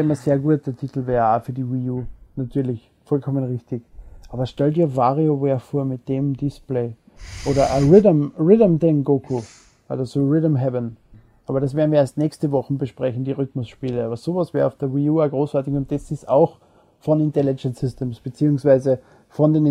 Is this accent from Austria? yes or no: yes; Austria; Okay. Ich bin Österreicher.